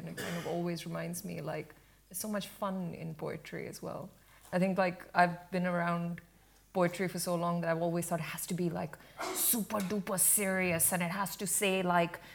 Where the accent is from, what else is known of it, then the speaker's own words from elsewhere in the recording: India; moved away; growing up in India, where we had quite a patriarchal culture